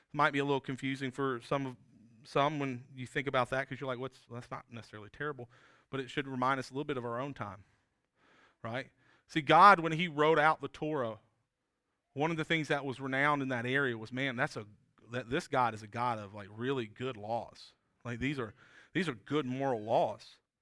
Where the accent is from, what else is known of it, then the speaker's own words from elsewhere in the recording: South Georgia, United States; moved away as an adult; also born or lived in Appalachian State (North Carolina mountains); now in South Carolina, United States; when I was a kid, I grew up in South Georgia